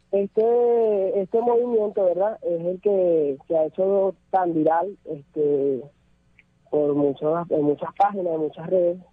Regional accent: Caracas, Capital District, Venezuela; moved away as an adult; also born or lived in Colombia; salí de Venezuela hace alrededor de unos 6 años, eh, debido a la situación que había, bueno, yo salí hacia Colombia

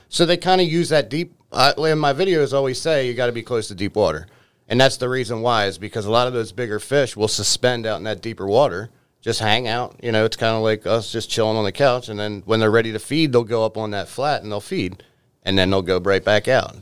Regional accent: Baltimore, Maryland, United States; born or raised there; moved away as an adult

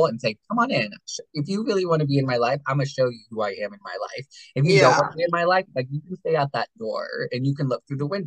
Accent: Berwick, Pennsylvania, United States; also born or lived in Hawaii; now in Nescopeck, United States; I lived in Berwick my whole life

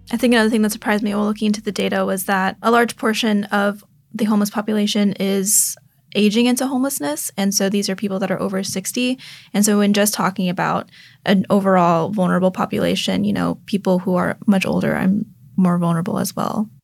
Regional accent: Houston, Texas, United States; moved away as an adult; now in San Francisco, United States; from the Houston area

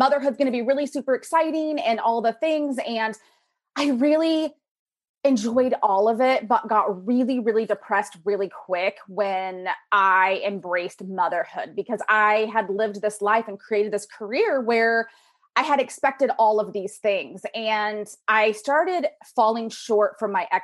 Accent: Pacific Northwest, United States; raised in the Pacific Northwest

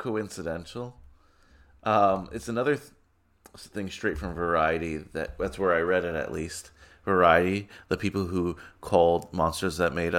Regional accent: New York City, New York, United States; being a New Yorker

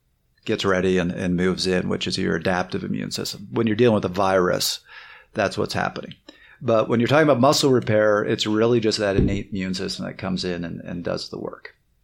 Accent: Canada; moved back to Toronto. Everybody was there. Was like, oh, you're from the States, right? I'm like, no, I'm Canadian. Can you hear it?

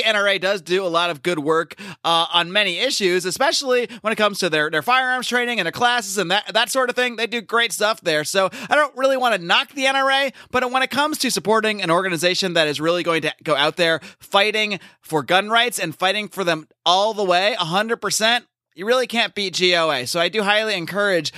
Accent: Connecticut, United States; I grew up in a pro-gun household in a sort of an anti-gun state growing up in Connecticut

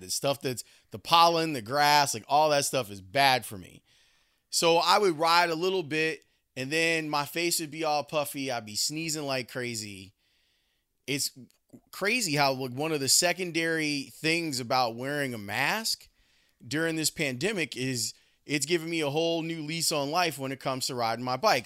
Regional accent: Chicago, Illinois, United States; growing up in Roseland and the places we would go on our bikes

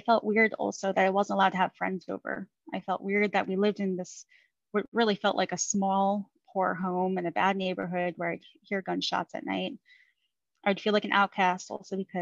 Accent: Long Island, New York, United States; also born or lived in Queens, New York; now in Virginia Beach, United States; I grew up in Queens, New York for about 5.5 years of my life until we moved out to Long Island

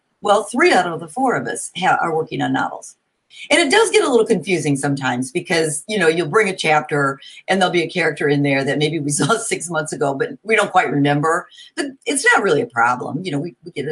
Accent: Hammond, Indiana, United States; moved away as an adult; also born or lived in Bloomington, Indiana; now in Indianapolis, United States; I grew up in Hammond, Indiana, up near Chicago.

